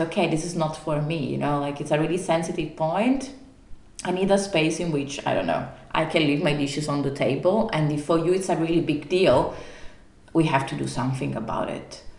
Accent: Italy; moved away; I'm from Italy

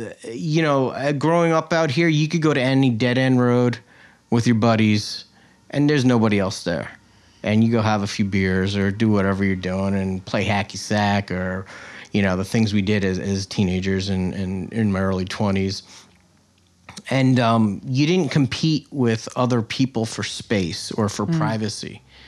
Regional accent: Greenport, New York, United States; Born and raised in Greenport, yep.

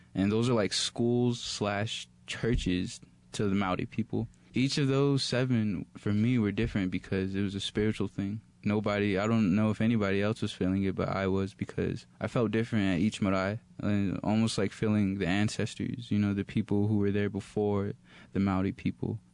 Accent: Texas, United States; moved away; I'm from Texas originally

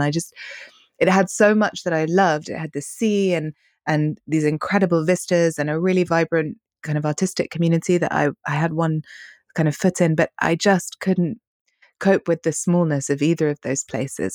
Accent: London, United Kingdom; also born or lived in Hong Kong / Madrid; I was born in Bayswater, which is a very, not very cool, but very central part of London. I grew up right in the middle of the city

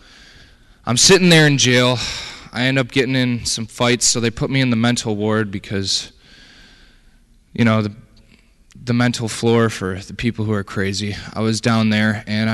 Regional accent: Detroit, Michigan, United States; I was born and raised in Detroit, Michigan.

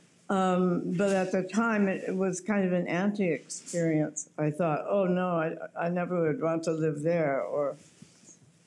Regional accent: Moline, Illinois, United States; moved away as an adult; also born or lived in New York; now in Paris, France; Growing up in Moline, which is probably a wonderful place to grow up

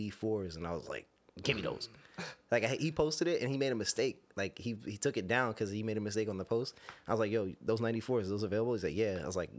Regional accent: New York City, New York, United States; I'm from Brooklyn

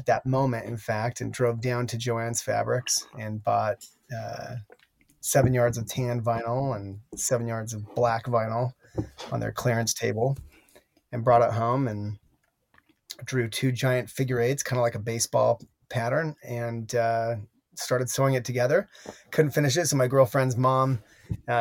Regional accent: Salt Lake City, Utah, United States; also born or lived in Connecticut; I grew up in Salt Lake City, Utah, in the same home all the way from my birth to through college

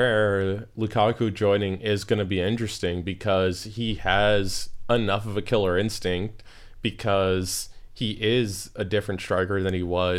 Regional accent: United States; as an American

